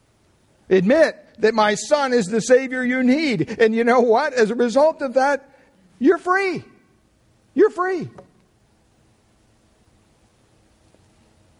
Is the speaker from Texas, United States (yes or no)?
no; Pennsylvania, United States; now in Redwood City, United States; growing up in Pennsylvania